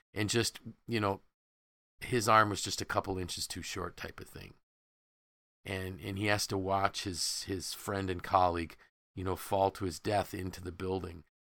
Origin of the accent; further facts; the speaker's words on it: Syracuse, New York, United States; as a kid growing up in Syracuse